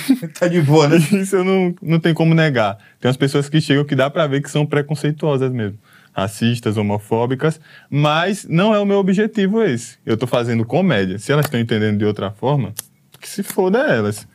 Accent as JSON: {"language": "Portuguese", "town": "Maceió", "region": "Alagoas", "country": "Brazil", "said": "eu sou de... a gente é de Maceió, sou de Maceió, ele é da Bahia, uhum. mas ah. a gente mora em Maceió"}